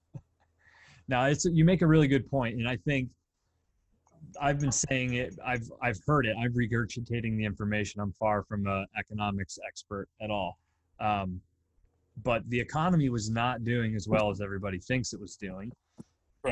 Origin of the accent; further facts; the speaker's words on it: Pennsylvania, United States; a really small town in of where I grew up in Pennsylvania